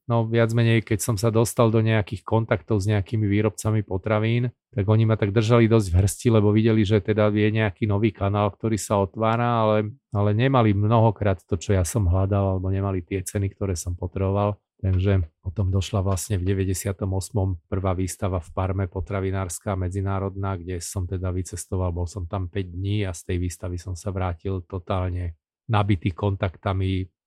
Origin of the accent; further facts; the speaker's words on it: Bratislava, Bratislava Region, Slovakia; moved away as an adult; also born or lived in Rome, Italy / Edmonton, Canada / Vancouver, Canada; ja som chlapec z Bratislavy, z Poštovej ulice